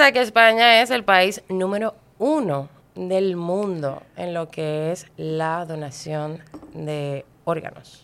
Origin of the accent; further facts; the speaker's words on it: Dominican Republic; en mi país